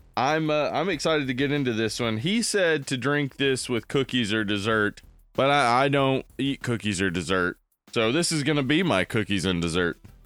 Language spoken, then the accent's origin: English; the South, United States; As we're from the South